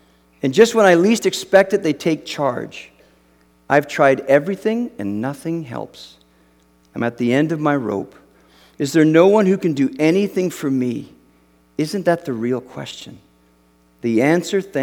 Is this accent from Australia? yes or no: no; Canada; moved away as an adult; now in United States; I grew up in Canada